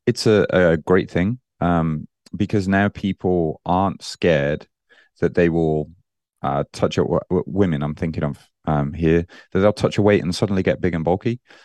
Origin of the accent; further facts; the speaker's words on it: Birmingham, West Midlands, United Kingdom; moved away as an adult; now in Japan; I'm originally, you, you might, uh, hear that I don't sound very Japanese. Uh, I'm from Birmingham in the U K